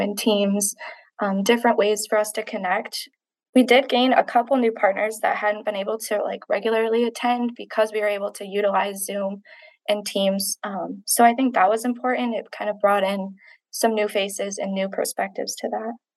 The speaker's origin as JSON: {"language": "English", "area": "Manistee County", "region": "Michigan", "country": "United States", "tie": "born or raised there", "said": "I was born and raised in Manistee County"}